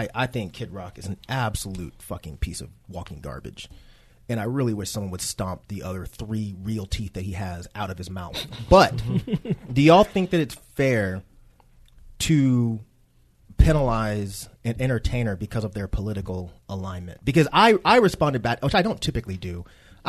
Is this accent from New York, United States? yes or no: no; Conyers, Georgia, United States; Growing up in Conyers and being acclimated with country music